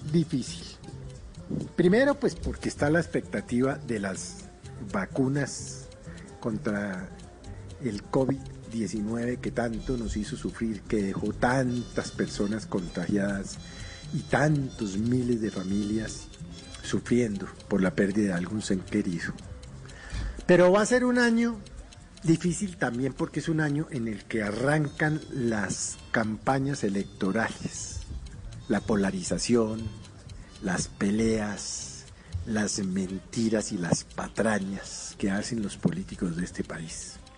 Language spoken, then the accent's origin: Spanish; Colombia